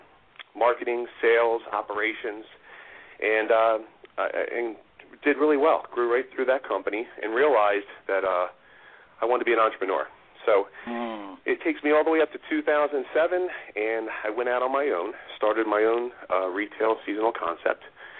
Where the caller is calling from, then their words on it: Wayne, Pennsylvania, United States; I'm from Wayne, Pennsylvania.